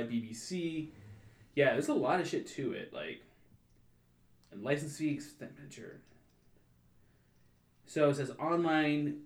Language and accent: English; United States; as an American